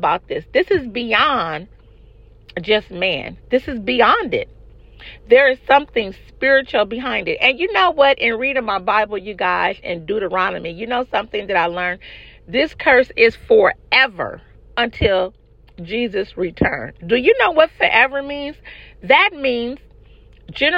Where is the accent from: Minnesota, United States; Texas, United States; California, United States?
California, United States; I'm from California